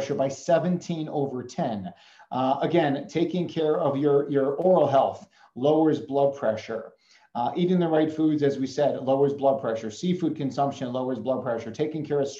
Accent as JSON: {"language": "English", "town": "Chicago", "region": "Illinois", "country": "United States", "tie": "born or raised there", "moved": "yes", "said": "I grew up in Chicago"}